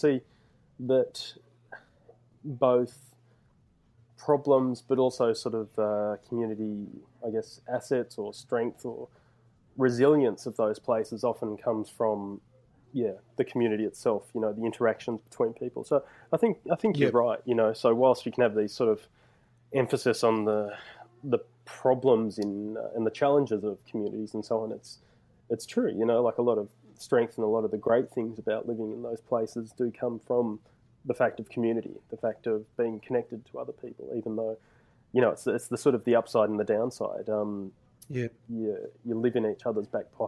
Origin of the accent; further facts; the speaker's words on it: Bourke, New South Wales, Australia; I spent a fair chunk of my childhood growing up in Bourke, which is a rural community in sort of far west New South Wales.